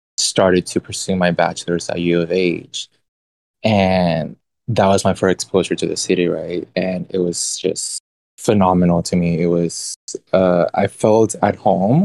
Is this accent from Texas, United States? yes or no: yes; Houston, Texas, United States; moved away as an adult; also born or lived in Mexico; now in New York, United States; I moved to Houston